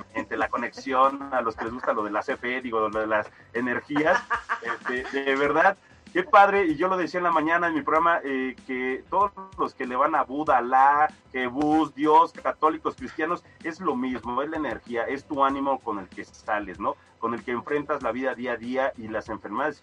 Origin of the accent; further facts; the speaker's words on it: Mexico; como somos los mexicanos